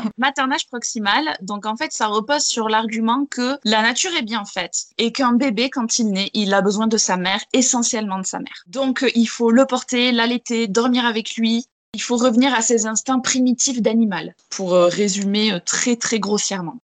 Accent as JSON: {"language": "French", "area": "Gers", "region": "Occitania", "country": "France", "tie": "born or raised there", "said": "J'ai été élevée en plein air, en plein Gers"}